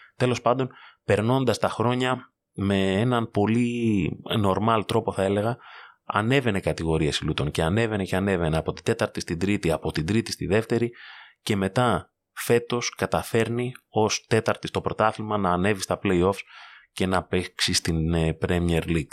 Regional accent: Greece; ως Έλληνες

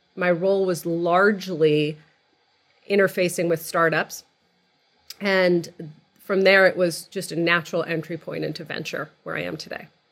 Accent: outside of Boston, Massachusetts, United States; moved away as an adult; also born or lived in California; I grew up outside of Boston. I, like you, I'm a child of Egyptian immigrants to the country

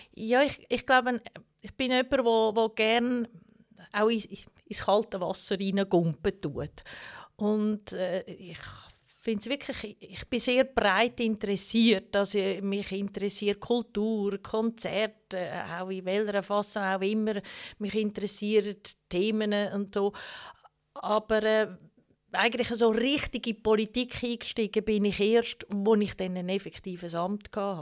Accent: Baar, Zug, Switzerland; Zusammen mit Silvia bin ich an der Inwilstraße aufgewachsen

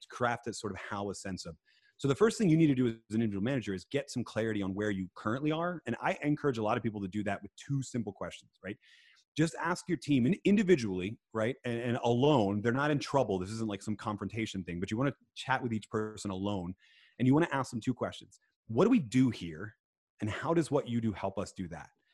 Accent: Philadelphia, Pennsylvania, United States; I was born in Philadelphia, so I'm an Eagles fan

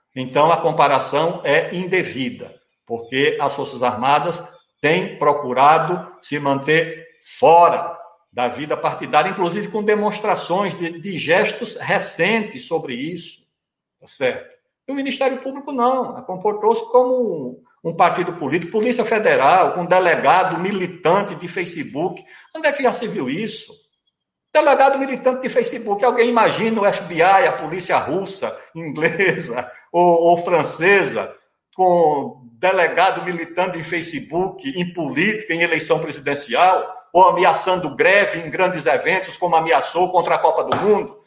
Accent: interior of Alagoas, Brazil; sou do interior de Alagoas

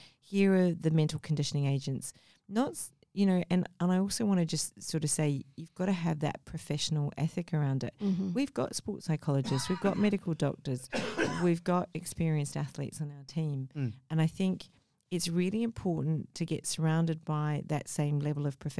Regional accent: Mumbai, Maharashtra, India; born there; I mean, I was born in Mumbai, India.

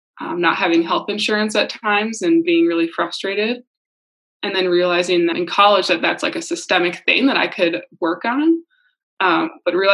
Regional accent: Muskegon, Michigan, United States; moved away as an adult; now in Minnesota, United States; I'm from Muskegon, Michigan

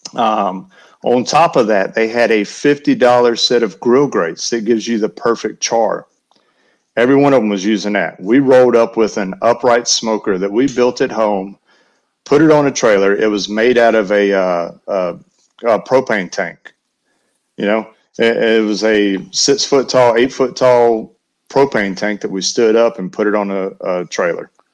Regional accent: Western North Carolina, United States; also born or lived in Alabama; now in Tennessee, United States; I grew up in Western North Carolina, so I was on the other side of Knoxville

